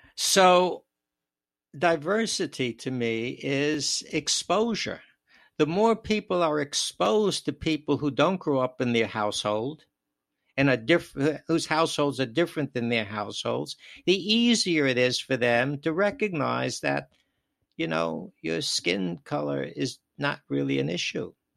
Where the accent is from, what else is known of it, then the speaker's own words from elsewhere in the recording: New York City, New York, United States; moved away; also born or lived in Wisconsin; I grew up in New York, of course, and in Brooklyn